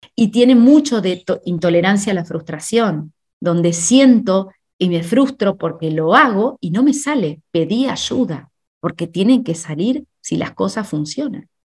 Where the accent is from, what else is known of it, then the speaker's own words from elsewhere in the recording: Argentina; moved away; also born or lived in Spain; en mi país, en Argentina